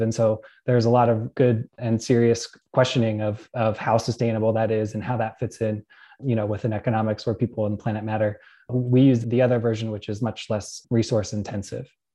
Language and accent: English; Pittsburgh, Pennsylvania, United States; moved away; I grew up around Pittsburgh, Pennsylvania